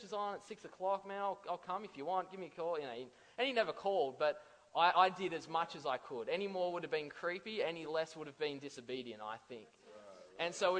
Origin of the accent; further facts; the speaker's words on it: Central Coast, New South Wales, Australia; I'm from the Central Coast.